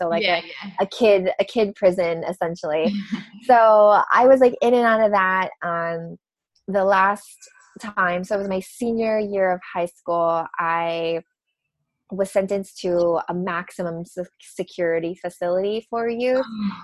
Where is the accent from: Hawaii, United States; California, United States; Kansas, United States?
Hawaii, United States; I grew up in Hawaii